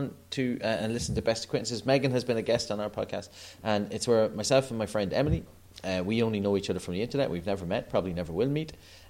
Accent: Ireland; I'm 37 now, and there hasn't been a day where I have been aware of the Queen, and I'm Irish

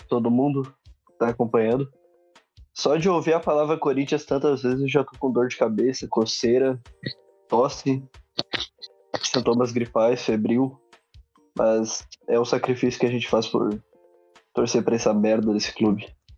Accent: Gaúcho, Rio Grande do Sul, Brazil; quando eu falo merda, parece que eu sou muito gaúcho

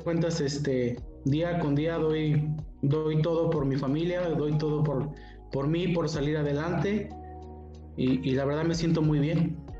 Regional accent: San Luis Potosí, Mexico; soy aquí originario de San Luis Potosí

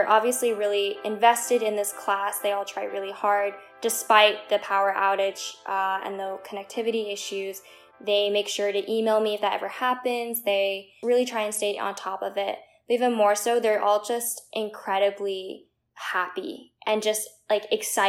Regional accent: Princeton, New Jersey, United States; Growing up in Princeton

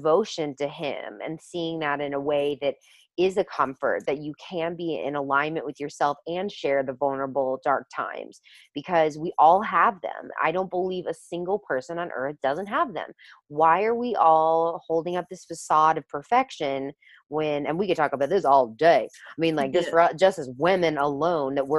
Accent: the South, United States; I grew up obviously in the South as well

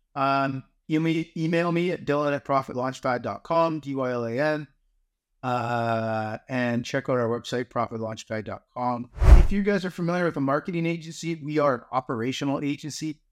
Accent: Canada; being Canadian

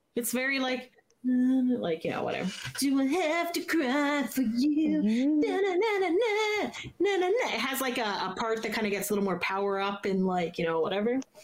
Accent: Canada; As a Canadian

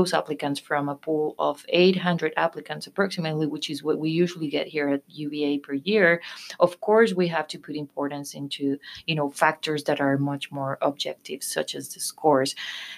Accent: Colombia; moved away as an adult; I am from Colombia, South America

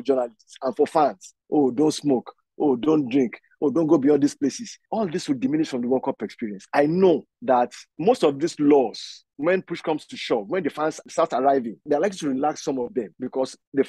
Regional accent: Nigeria; I'm Nigerian.

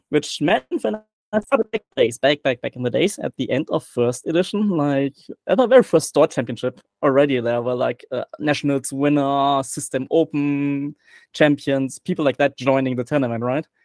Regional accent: Germany; accent: German; English is a second language; I'm very, very German. I have my German accent

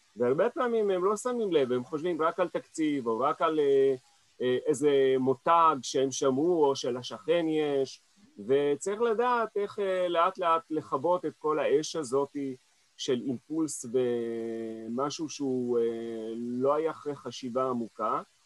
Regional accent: Israel; also born or lived in Paris, France; אני נולדתי כאן בארץ

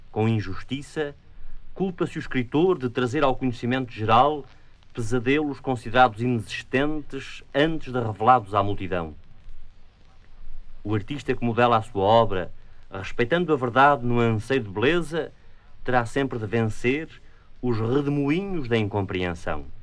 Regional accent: Vila Franca de Xira, Lisbon, Portugal; Nasci em Vila Franca de Xira.

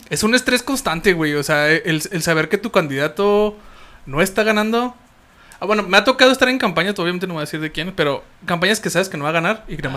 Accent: Hidalgo del Parral, Chihuahua, Mexico; yo soy de Parral, Chihuahua.

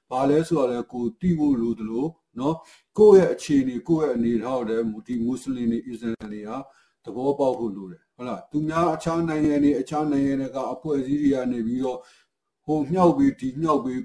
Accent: Myanmar

